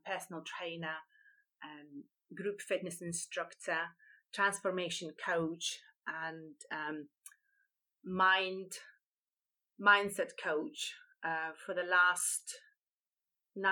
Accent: Lithuania; moved away as an adult; now in United Kingdom; I come from Lithuania originally. I've been living in UK now for over 23 years

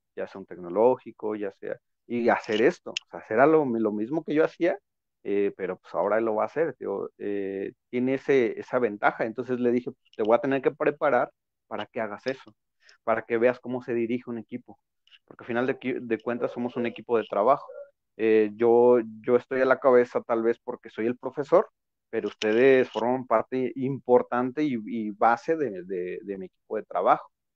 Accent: Mexico; nosotros como mexicanos

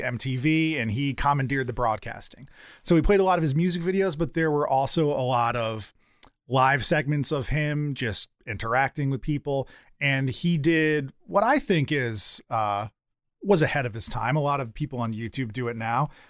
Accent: one town over from Hampton, Connecticut, United States; It's one town over from my hometown.

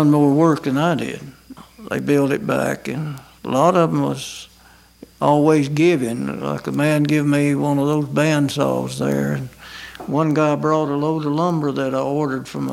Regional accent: Scottsboro, Alabama, United States; also born or lived in Huntsville, Alabama; now in Ider, United States; in Jackson County, around Scottsboro and Dutton and section

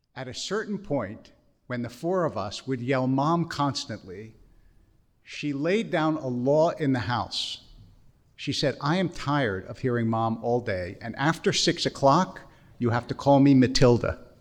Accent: Harrisburg, Pennsylvania, United States; also born or lived in Philadelphia; I grew up in yeshiva in Harrisburg and then later at Akiba in Philadelphia

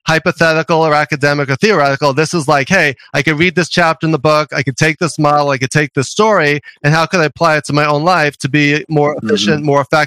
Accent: New York City, New York, United States; accent: New York; also born or lived in Long Island / Albany / Los Angeles; I grew up in Queens, New York.

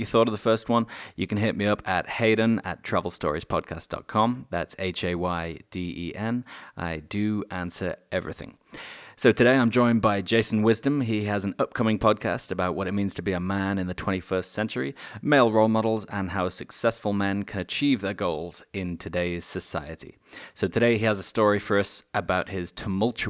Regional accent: England, United Kingdom; I'm from England

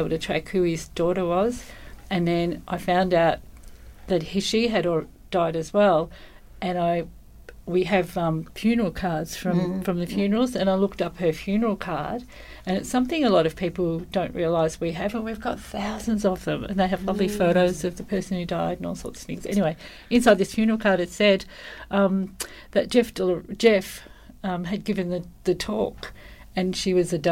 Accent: Geelong, Victoria, Australia; moved away as an adult; now in Colac, Australia; Born and bred in Geelong, and came to Colac 40 years ago

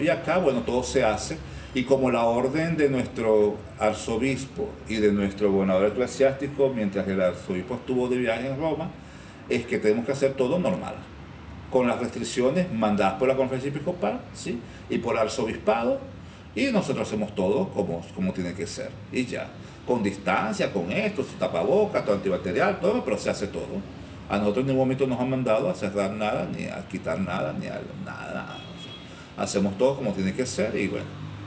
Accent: Cumaná, Sucre, Venezuela; yo soy cubano y yo toda la vida en Cumaná

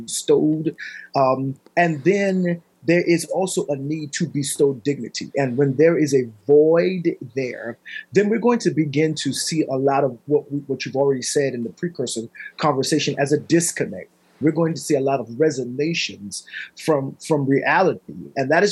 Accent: United States; as an American Christian with a Christian frame of thought and worldview

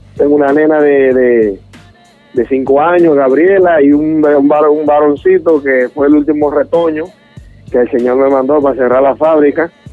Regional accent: Dominican Republic; como decimos hoy en Dominicana

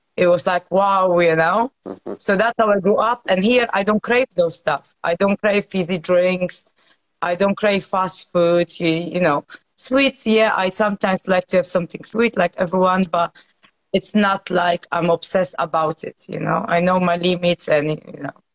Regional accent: Poland; now in United Kingdom

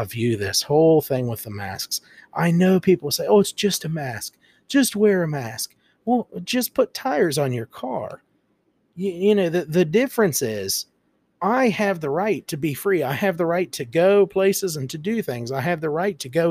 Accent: United States; being an American

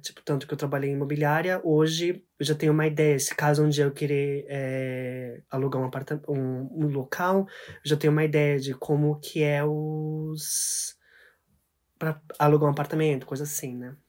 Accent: Mie, Japan; also born or lived in Brazil; now in Tokyo, Japan; onde eu cresci, que é Mieken, que é uma cidade um pouquinho mais pro meio do Japão

